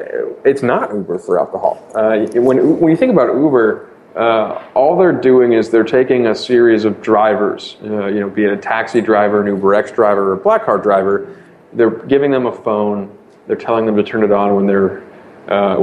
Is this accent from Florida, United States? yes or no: no; Boston, Massachusetts, United States; I born and raised in Boston.